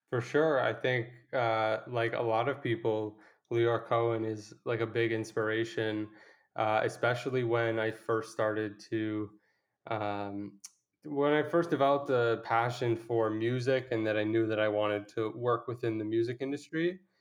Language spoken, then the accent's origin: English; Toronto, Ontario, Canada; I was from Toronto